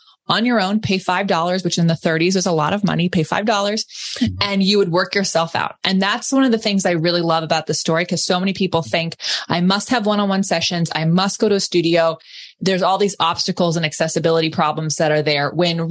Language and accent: English; Northern California, United States; also born or lived in Orange County, California; I'm from Northern California and I moved to Orange County, California for college